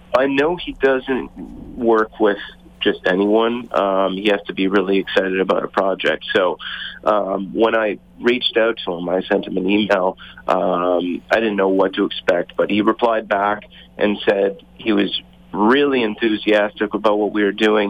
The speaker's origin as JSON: {"language": "English", "town": "Toronto", "region": "Ontario", "country": "Canada", "also_born_or_lived": "Calgary, Canada", "moved": "yes", "said": "I'm originally from Toronto, moved out to Calgary, and started the band out there"}